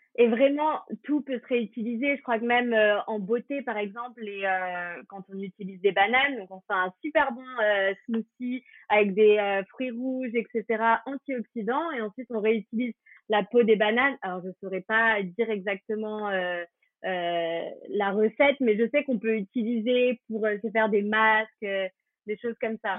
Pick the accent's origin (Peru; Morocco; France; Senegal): France; on est français